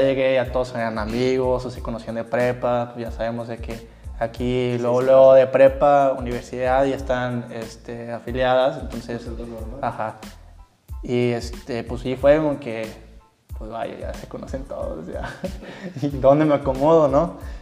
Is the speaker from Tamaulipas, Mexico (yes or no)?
yes; Tamaulipas, Mexico; moved away as an adult; now in Monterrey, Mexico; yo soy originario de Tamaulipas, Mate Tamaulipas